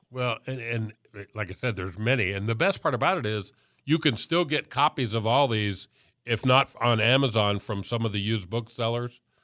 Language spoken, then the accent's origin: English; Miami, Florida, United States; I'm from Miami